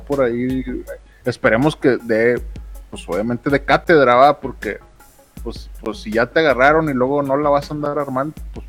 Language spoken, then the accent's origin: Spanish; Nuevo León, Mexico; somos el reír de México, pero somos los que producimos un chingo de lana para México.